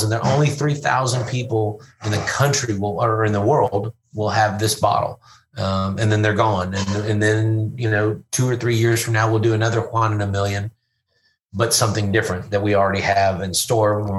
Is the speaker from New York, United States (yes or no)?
no; Louisville, Kentucky, United States; we were just at a baseball game in my hometown, Louisville, uh, promoting our tequila